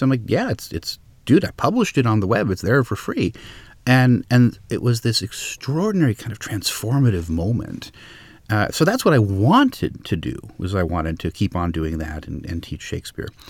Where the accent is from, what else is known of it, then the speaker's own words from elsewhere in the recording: Los Angeles, California, United States; I grew up in Los Angeles